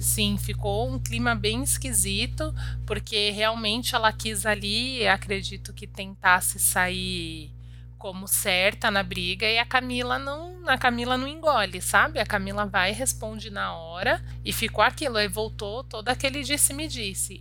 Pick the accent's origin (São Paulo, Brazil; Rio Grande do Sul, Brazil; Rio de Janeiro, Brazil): Rio de Janeiro, Brazil; Nova Iguaçu; Eu sou cria de Nova Iguaçu